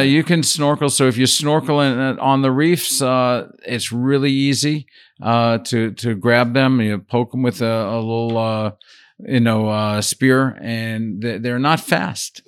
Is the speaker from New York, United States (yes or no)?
yes; Brooklyn, New York, United States; moved away as an adult; also born or lived in Paris; I grew up in Brooklyn and kind of loved